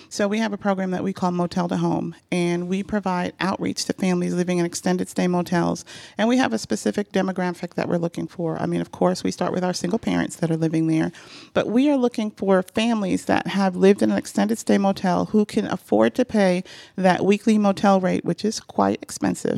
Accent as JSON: {"language": "English", "region": "New York", "country": "United States", "tie": "born or raised there", "moved": "as an adult", "lives_now": "Atlanta, United States", "said": "I grew up in New York, and on my block, um, you know, everybody on our block knew everyone else"}